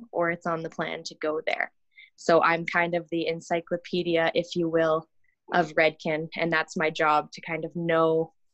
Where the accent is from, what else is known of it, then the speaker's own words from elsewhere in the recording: Ontario, Canada; moved away as an adult; now in Calgary, Canada; So I'm from Ontario originally. So in Ontario at the time, you could do something called a youth apprenticeship. So in grade 11, I started going to the salon